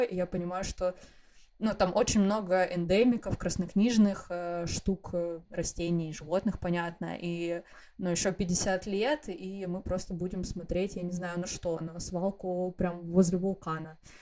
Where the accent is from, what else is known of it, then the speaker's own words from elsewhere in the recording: Kamchatka Krai, Russia; moved away as an adult; also born or lived in Saint Petersburg; Я с Камчатки, у нас там есть социальный проект «Береги»